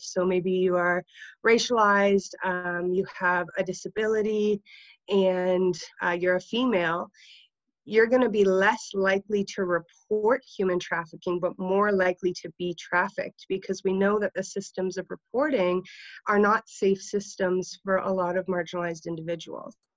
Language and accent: English; Niagara region, Ontario, Canada; I worked for the uh, Niagara Sexual Assault Center because I'm from the Niagara region.